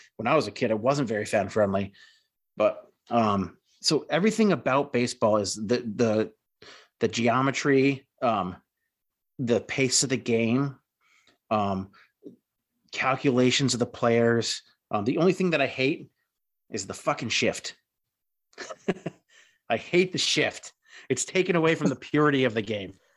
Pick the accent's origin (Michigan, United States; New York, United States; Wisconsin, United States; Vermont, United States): Vermont, United States; Rutland; in my hometown, my crosstown rival for, in my high school, uh, was the Rutland Red Raiders